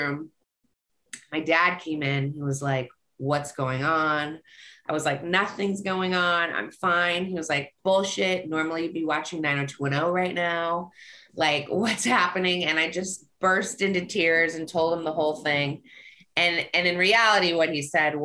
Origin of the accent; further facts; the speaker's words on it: Los Angeles, California, United States; also born or lived in Encino; I grew up in the Valley. We grew up in Van Nuys until at some point in high school, my dad struck it big and we moved to Encino